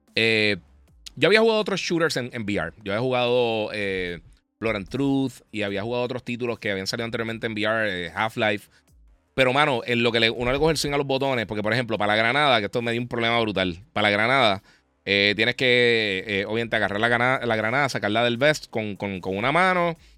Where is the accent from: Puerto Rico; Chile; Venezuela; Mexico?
Puerto Rico; Mayagüez; yo nací en Mayagüez